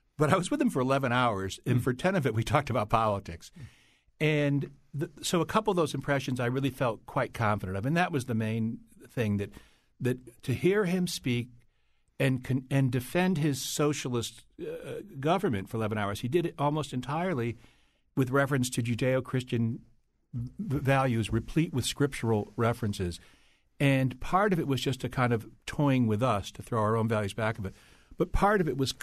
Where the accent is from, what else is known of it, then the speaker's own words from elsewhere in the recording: Hartford, Connecticut, United States; I grew up in Northern Hartford